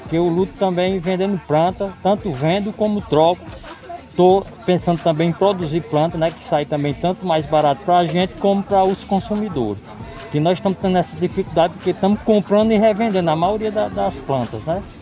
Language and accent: Portuguese; Vila do Carapato, Brazil; eu sou, eu sou da, daqui do Vila do Carapato.